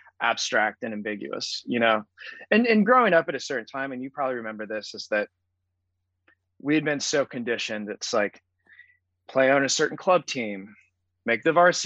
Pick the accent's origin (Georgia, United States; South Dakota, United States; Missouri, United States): Missouri, United States; Springfield; growing up in Southern Missouri at a public high school